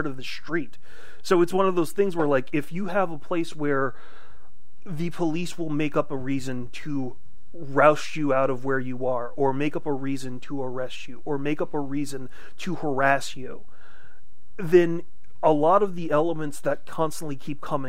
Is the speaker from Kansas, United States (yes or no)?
no; New Orleans, Louisiana, United States; I grew up in New Orleans